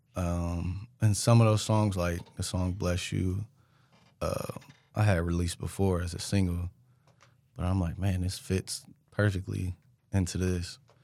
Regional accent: Richmond, California, United States; moved away as an adult; now in Sacramento, United States; I'm from Richmond

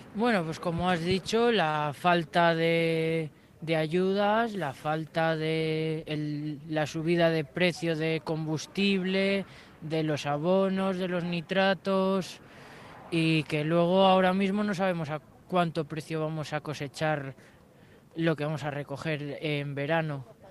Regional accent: Laguna de Duero, Castile and León, Spain; soy de Laguna, que tenemos en Laguna médicos, colegios

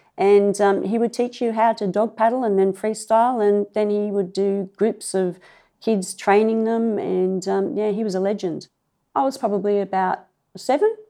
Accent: Clovelly, New South Wales, Australia; also born or lived in Maroubra; grew up in Clovelly

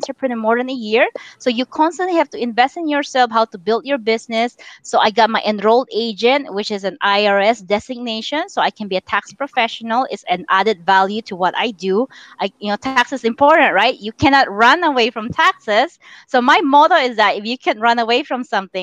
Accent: Philippines; now in United States; I'm Chinese born and raised in the Philippines.

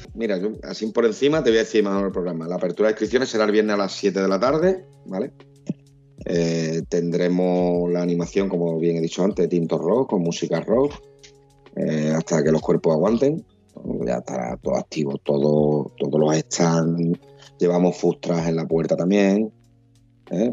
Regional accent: Huelva, Andalusia, Spain; somos de aquí de Huerva, conocemos el recinto colombino

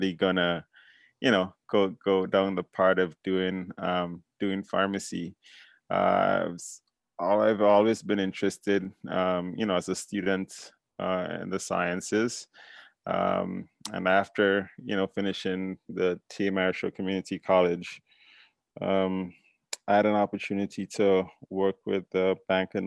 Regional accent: St. Paul's, Saint George, Grenada; moved away as an adult; also born or lived in Washington D.C., United States; now in United States; It's kind of, suburb setting, Grenada

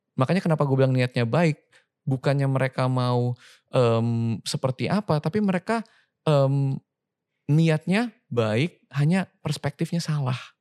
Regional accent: Indonesia; moved away as an adult; also born or lived in Sydney; gue lahir di Indonesia

